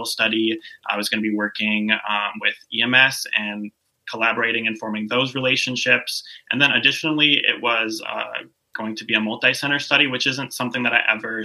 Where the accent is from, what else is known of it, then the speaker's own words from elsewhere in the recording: Duluth, Minnesota, United States; moved away as an adult; also born or lived in Lawrence, Kansas / Springfield, Missouri; now in Sarasota, United States; I was actually born and raised in Duluth, Minnesota